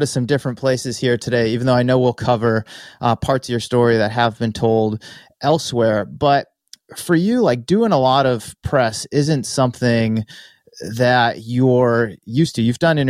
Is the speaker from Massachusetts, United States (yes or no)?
yes; Massachusetts, United States; now in California, United States; Growing up in Massachusetts, I drove past the New Balance headquarters on the Mass Pike all the time. Still do, in fact, when I go home to visit my family and friends.